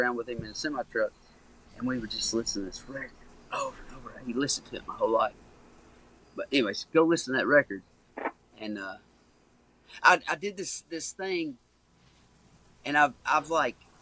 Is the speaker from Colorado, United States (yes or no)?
no; Caneyville, Kentucky, United States; Growing up in Caneyville, Kentucky, is a small town